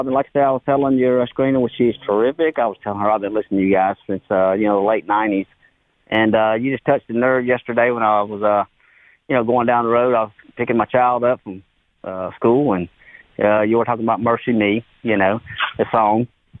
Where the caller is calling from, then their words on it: Mobile, Alabama, United States; Right here in Mobile, Alabama.